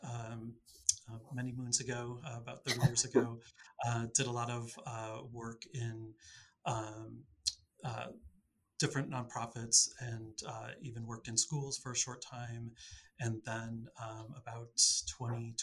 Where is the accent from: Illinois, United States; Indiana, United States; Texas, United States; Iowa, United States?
Illinois, United States; Chicago; also born or lived in Clarendon Hills, Illinois; born in Chicago, but in and out of the suburbs in the city throughout my adult life.